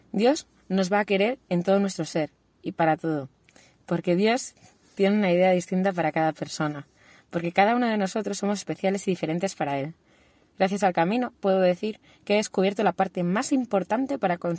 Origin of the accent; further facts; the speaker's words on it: Ourense, Galicia, Spain; soy de Urense.